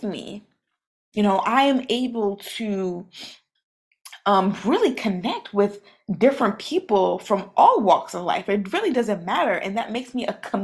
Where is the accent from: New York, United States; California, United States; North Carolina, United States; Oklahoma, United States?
New York, United States; New York City; I'm from Brooklyn, New York. I am Haitian. Both my parents are from Haiti